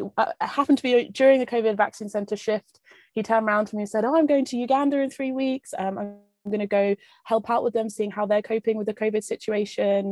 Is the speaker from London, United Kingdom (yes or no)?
yes; London, United Kingdom; moved away as an adult; I'm from London originally.